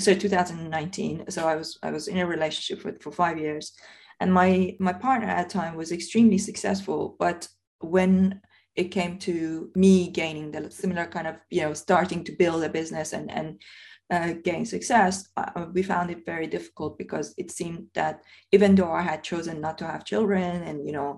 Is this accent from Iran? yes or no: yes; Iran; now in United Kingdom; when I was growing up in Iran